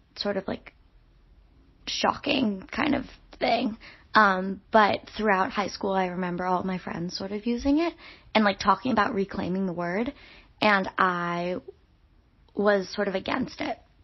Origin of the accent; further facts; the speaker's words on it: New York City, New York, United States; originally from New York City